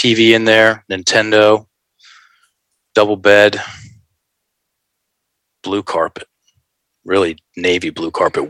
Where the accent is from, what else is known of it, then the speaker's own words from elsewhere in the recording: the South, United States; I'm a Southern rock guy. I'm from the South.